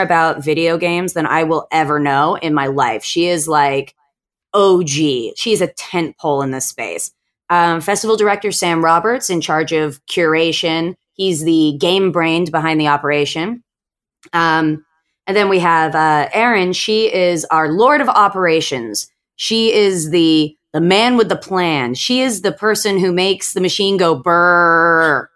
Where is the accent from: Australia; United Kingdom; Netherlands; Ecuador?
Australia; now in California, United States; I'm originally from Australia. My family's over here. So I ended up coming home to Aussie